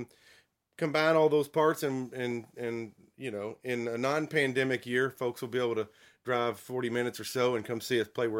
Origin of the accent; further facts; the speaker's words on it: Louisville, Kentucky, United States; So I'm from Louisville.